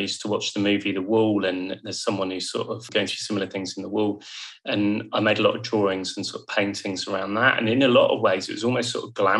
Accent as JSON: {"language": "English", "town": "Bournemouth", "region": "South West England", "country": "United Kingdom", "also_born_or_lived": "Yorkshire", "moved": "as an adult", "said": "I moved away from home, very far away. I went to the Yorkshire Sculpture Park to study art. And I'm from Bournemouth, so it couldn't be further."}